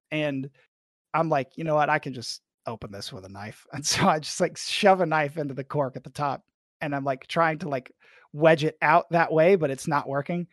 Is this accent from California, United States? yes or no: no; Arkansas, United States; I'm from Arkansas